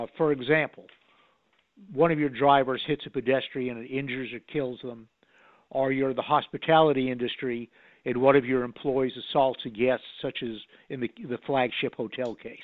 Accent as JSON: {"language": "English", "region": "Connecticut", "country": "United States", "said": "I was from Connecticut"}